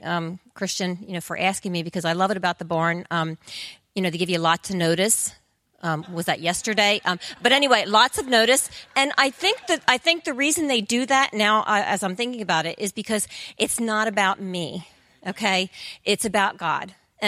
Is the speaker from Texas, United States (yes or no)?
no; Coatesville, Pennsylvania, United States; I was born and raised in Coatesville, and there's nothing there